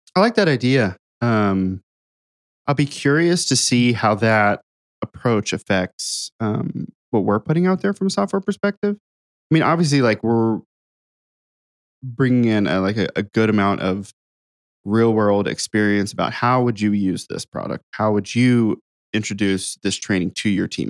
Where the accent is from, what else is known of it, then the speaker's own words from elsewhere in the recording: Ohio, United States; now in Nashville, United States; I grew up in Ohio.